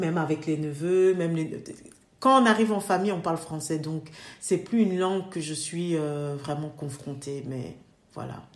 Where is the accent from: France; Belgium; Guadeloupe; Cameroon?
Belgium; mes parents euh, sont venus dans les années septembre, donc on est trois générations ici